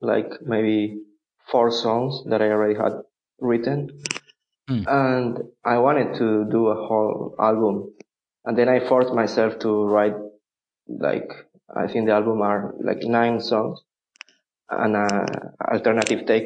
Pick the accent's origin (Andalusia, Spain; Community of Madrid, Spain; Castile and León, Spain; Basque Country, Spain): Andalusia, Spain; Malaga; English is a second language; moved away; also born or lived in Barcelona, Spain / Groningen, Netherlands / Amsterdam, Netherlands / Romania; I'm from the south. I'm from Malaga.